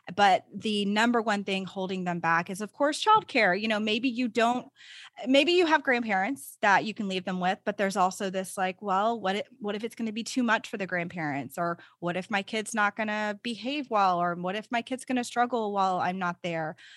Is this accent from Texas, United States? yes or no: yes; Texas, United States; I'm a Texan, so I really love living in Texas.